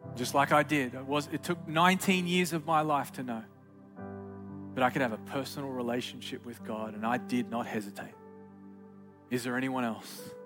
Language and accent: English; Australia; moved away; Growing up in Australia, the great south land of the Holy Spirit, I just grew up as a good old pagan kid